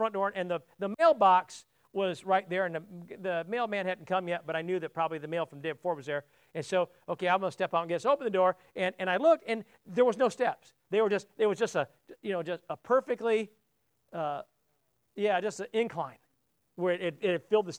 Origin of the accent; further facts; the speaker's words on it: South Bend, Indiana, United States; moved away as an adult; I don't visit my hometown much